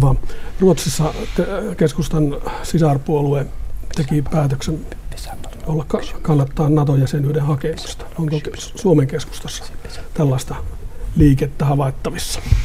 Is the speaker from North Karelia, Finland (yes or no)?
no; Pyhäjoki, North Ostrobothnia, Finland; now in Sotkamo, Finland; Minä kun olen syntynyt tuolla Pyhäjoella ja nykyisin asun Sotkamossa